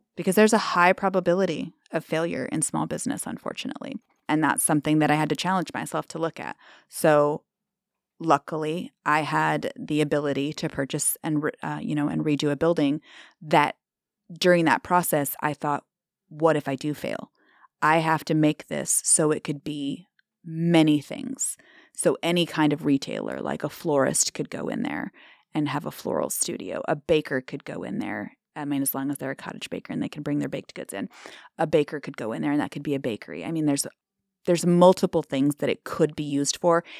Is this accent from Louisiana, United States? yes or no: no; Omaha, Nebraska, United States; now in Treynor, United States; I grew up, born and raised in Omaha and moved to a farm.